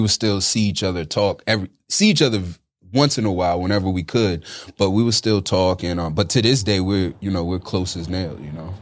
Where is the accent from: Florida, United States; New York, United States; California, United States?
New York, United States; upstate; also born or lived in Bronx, New York / Manhattan, New York; that's when we moved upstate New York